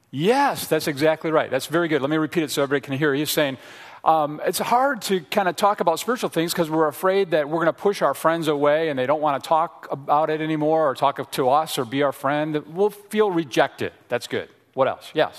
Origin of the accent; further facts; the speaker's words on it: Frankfort, Indiana, United States; also born or lived in Chicago area, Illinois; we grew up in the Chicago area, and then we moved to a small town in Indiana called Frankfort, Indiana, okay? Home of the Frankfort hot dogs, all right? So I was a, in junior high and high school there growing up